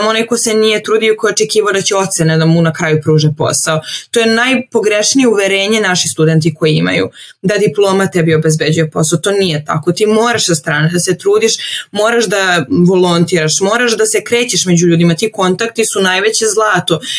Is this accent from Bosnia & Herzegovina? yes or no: no; Serbia; also born or lived in Venice, Italy; kod nas u Srbiji